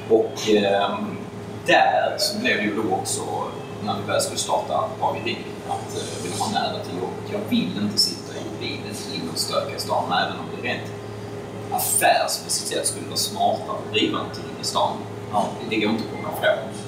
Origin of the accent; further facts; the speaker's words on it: Staffanstorp, Skåne, Sweden; moved away as an adult; now in Stockholm, Sweden; jag är ursprungligen från Staffanstorp nere i Skåne.